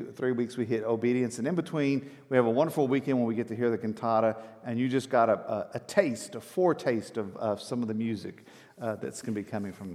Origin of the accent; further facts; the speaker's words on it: Texas, United States; I'm from Texas